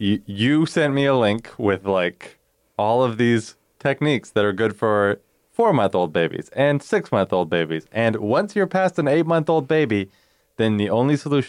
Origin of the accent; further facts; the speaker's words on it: Canada; we're Canadian.